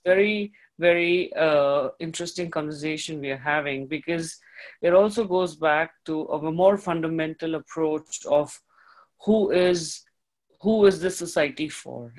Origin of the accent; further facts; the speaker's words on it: India; moved away; I come from the East, I come from India